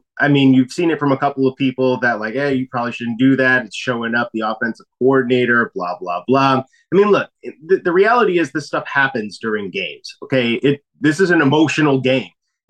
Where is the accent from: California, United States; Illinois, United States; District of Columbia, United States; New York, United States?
Illinois, United States; Chicago; moved away; my hometown Chicago Bears